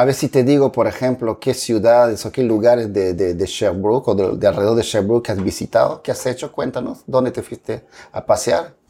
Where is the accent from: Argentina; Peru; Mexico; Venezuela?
Peru; Pucallpa, Ucayali; now in Canada; la misma ciudad donde yo nací también